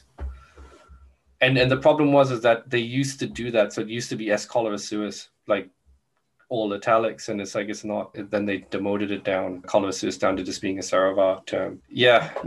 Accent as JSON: {"language": "English", "town": "Brisbane", "region": "Queensland", "country": "Australia", "tie": "born or raised there", "said": "there's one in Brisbane. So my hometown gets represented as well."}